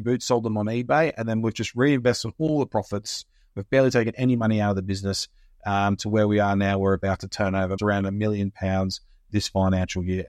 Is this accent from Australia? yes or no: yes; Australia; moved away as an adult; now in United Kingdom; come from Australia. Uh, I lived there all my life, obviously, until I came over here in twenty fourteen